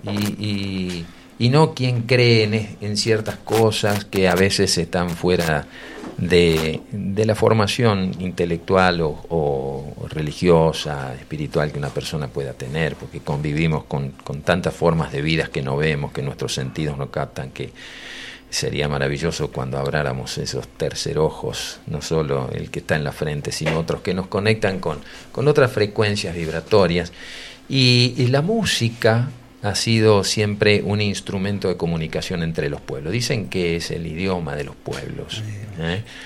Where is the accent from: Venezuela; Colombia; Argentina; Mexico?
Argentina; Ramallo, Buenos Aires Province; mi pueblo, un pueblo pequeño en su momento, hoy ya es ciudad, Ramallo